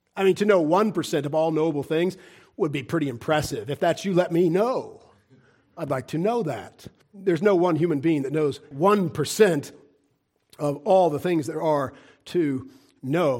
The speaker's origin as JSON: {"language": "English", "country": "United States", "said": "as an American"}